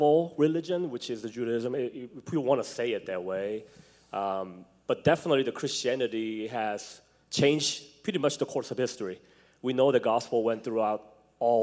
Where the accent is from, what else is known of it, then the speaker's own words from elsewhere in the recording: South Korea; moved away; I'm from Korea